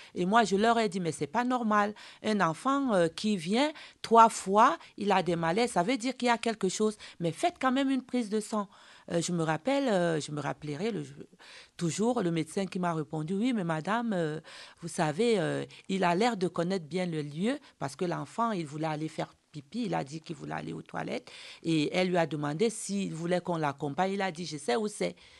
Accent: Cameroon; chez nous en Afrique, moi je suis d'origine camerounaise

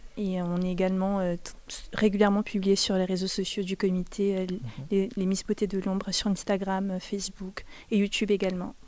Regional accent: Cameroon; moved away; also born or lived in France; je suis née au Cameroun

